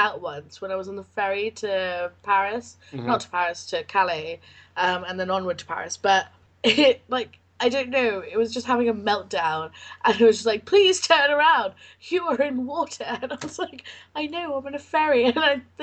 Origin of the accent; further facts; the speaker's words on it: England, United Kingdom; we say we're English, but in England, we say we're British